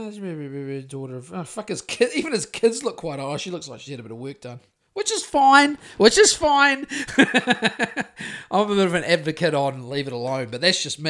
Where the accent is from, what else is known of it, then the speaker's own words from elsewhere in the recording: New Zealand; I've got to say that correctly because I'm from New Zealand